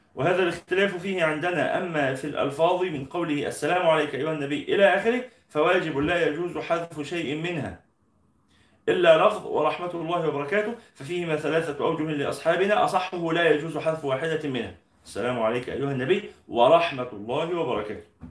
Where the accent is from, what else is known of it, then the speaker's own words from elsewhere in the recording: Egypt; إحنا عندنا في مصر